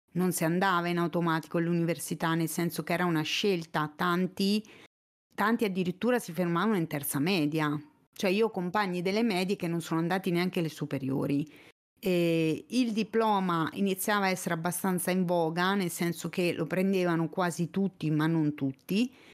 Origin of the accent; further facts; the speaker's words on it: province of Fermo, southern Marche, Italy; moved away as an adult; also born or lived in Urbino; now in Pesaro, Italy; sono cresciuta mh, mm, nelle basse Marche, in provincia di Fermo